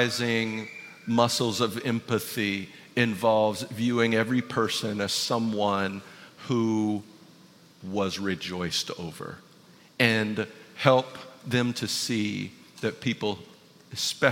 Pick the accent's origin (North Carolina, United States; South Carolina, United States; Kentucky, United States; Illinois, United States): South Carolina, United States; Ravenel; I lived with my grandfather, Marion, who raised me. And he had a lot of old ways about him, being, you know, living in Ravenel, South Carolina